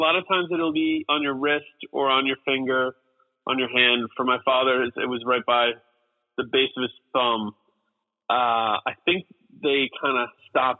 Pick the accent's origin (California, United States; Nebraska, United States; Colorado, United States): Colorado, United States; Aurora; born there; I was born in Colorado, Denver, Colorado. {S2} Okay. {S1} And actually, right outside of it, in Aurora, Colorado, in 1981.